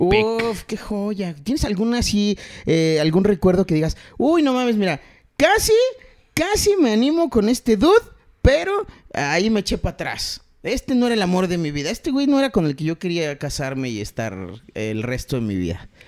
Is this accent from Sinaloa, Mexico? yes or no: no; Chiapas, Mexico; now in Mexico City, Mexico; Yo nací en la Ciudad de México. Y en 1983 me tocó el temblor del 85, pero yo tenía dos añitos. Entonces, eh, como por ahí del 87, 88, nos vamos a Chiapas y yo no regreso más. Legalmente yo soy de la ciudad, pero eh, mi corazón y todo lo demás está en Chiapas porque yo ahí crecí